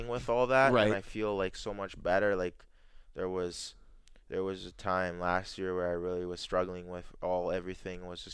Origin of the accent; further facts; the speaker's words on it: Arborg, Manitoba, Canada; also born or lived in Jamaica; the area where I grew up in Arbourg area